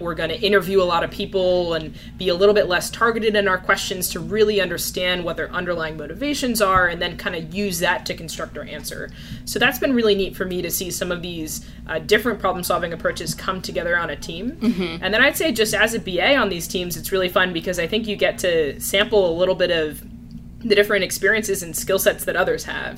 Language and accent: English; New Jersey, United States; moved away as an adult; also born or lived in California; now in New York, United States; I grew up in New Jersey.